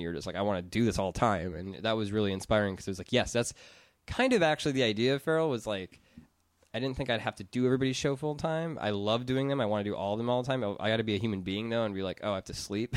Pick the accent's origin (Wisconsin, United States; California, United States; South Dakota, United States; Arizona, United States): Wisconsin, United States; Madison; moved away as an adult; now in Los Angeles, United States; I'm from Madison where there's, like, cooperative grocery stores and housing